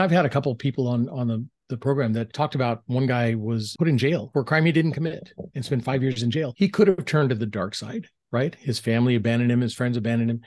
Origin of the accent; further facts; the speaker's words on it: Southern California, United States; growing up in Southern California, three brothers, so a family of six